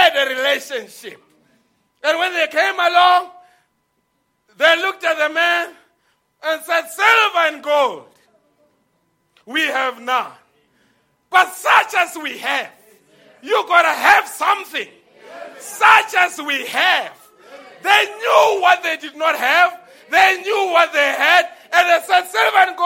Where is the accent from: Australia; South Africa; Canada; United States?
South Africa; Lebowakgomo, Limpopo; I grew up in Limpopo, the place called Luwahong.